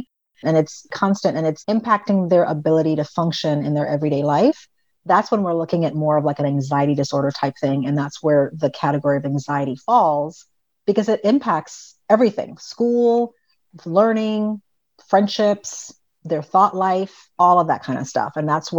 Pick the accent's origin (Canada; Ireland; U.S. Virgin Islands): U.S. Virgin Islands; And I grew up on an island. So I grew up in the Virgin Islands. And we're surrounded by water.